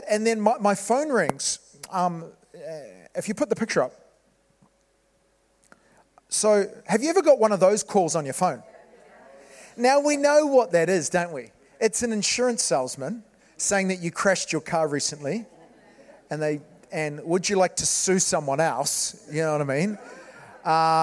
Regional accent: New Zealand; moved away as an adult; now in Wales, United Kingdom; as a New Zealander, I came from New Zealand 15 years ago. My wife and I came from New Zealand over here.

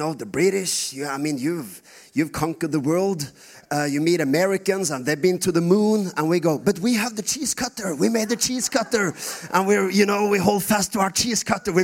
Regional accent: Norway; first language Norwegian; English is a second language

